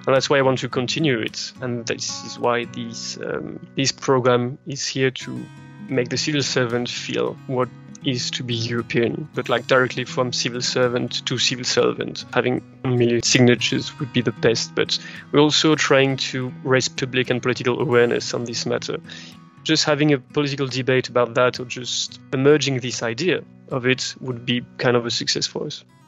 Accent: France; accent: French; English is a second language; I'm French, uh, as you can probably hear by my accent.

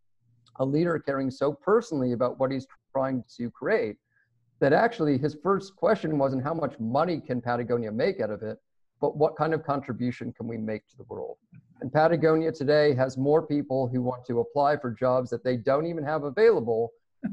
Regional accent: Toronto, Ontario, Canada; I grew up in Toronto

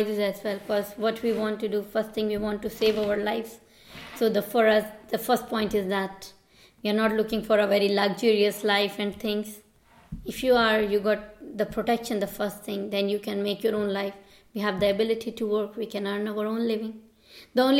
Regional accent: Pakistan; moved away as an adult; now in Millstreet, Ireland; I'm from Pakistan

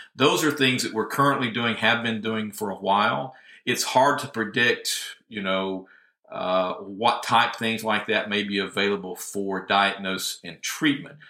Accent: Northwest Georgia, United States; moved away as an adult; now in Tennessee, United States; originally from Northwest Georgia.

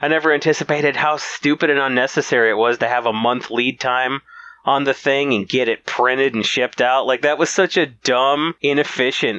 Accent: Battle Creek, Michigan, United States; also born or lived in South Carolina / Manchester, England; I was mostly in Battle Creek

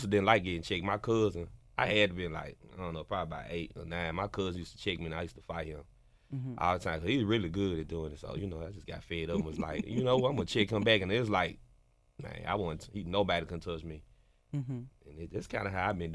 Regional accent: Memphis, Tennessee, United States; I'm from Orange Mound.

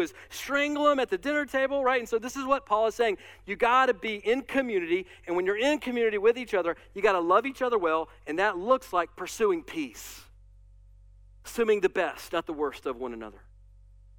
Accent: United States; as American Christians

